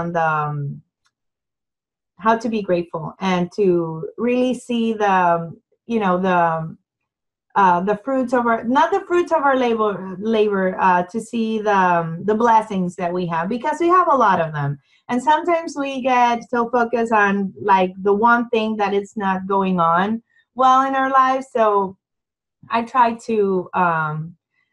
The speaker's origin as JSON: {"language": "English", "town": "San Juan", "country": "Puerto Rico", "moved": "as an adult", "lives_now": "Round Rock, United States", "said": "I'm originally from San Juan, Puerto Rico."}